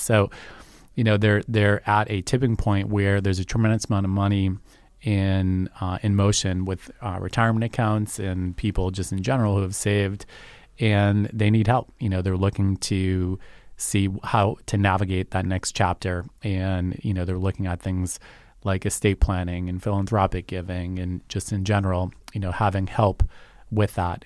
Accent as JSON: {"language": "English", "town": "Yarmouth", "region": "Massachusetts", "country": "United States", "tie": "born or raised there", "also_born_or_lived": "Boston, Massachusetts", "said": "I grew up in Yarmouth"}